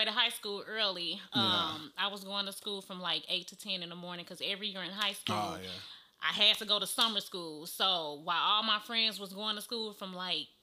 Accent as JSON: {"language": "English", "town": "St. Louis", "region": "Missouri", "country": "United States", "tie": "born or raised there", "said": "I grew up South St. Louis in the city, Southside, baby"}